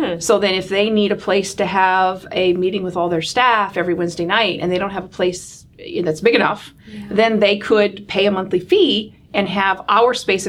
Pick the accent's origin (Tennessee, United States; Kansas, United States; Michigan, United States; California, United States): Michigan, United States; there's a Michigander. Absolutely. Sure. I grew up in the Michiana area, to be more specific.